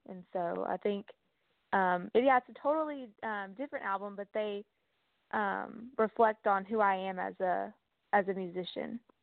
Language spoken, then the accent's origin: English; Texas, United States; I'm from Texas